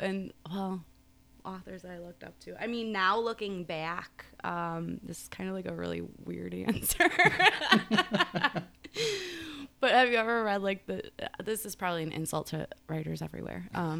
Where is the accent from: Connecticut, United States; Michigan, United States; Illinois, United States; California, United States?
Illinois, United States; Hickory Hills; A little bit of all over. Yeah. Grew up in Hickory, Chicago, Hickory. We kind of bounced around a little bit.